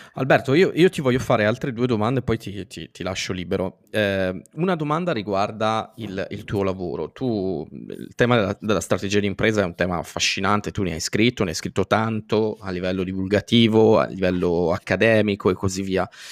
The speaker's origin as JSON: {"language": "Italian", "country": "Italy", "said": "noi italiani"}